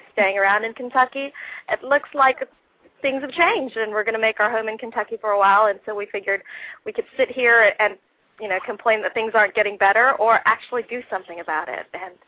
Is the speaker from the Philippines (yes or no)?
yes; Philippines; now in United States; I was naturalized, I became a naturalized American citizen when I was 18 years old. I emigrated here with my folks from the Philippines